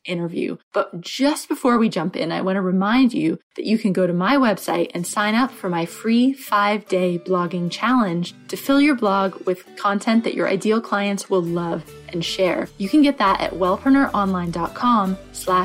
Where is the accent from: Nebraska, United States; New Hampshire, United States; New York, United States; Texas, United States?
New Hampshire, United States; moved away; I'm from New Hampshire originally